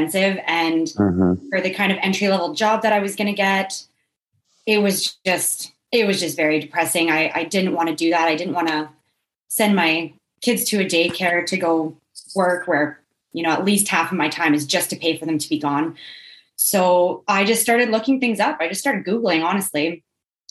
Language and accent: English; Drayton Valley, Alberta, Canada; also born or lived in Edmonton; we grew up in Drayton Valley.